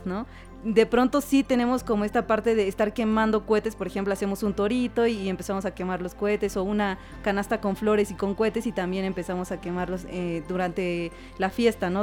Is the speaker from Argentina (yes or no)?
no; Oaxaca, Mexico; Como identidad que tengo en Oaxaca, nos enseñaron a ser comunidad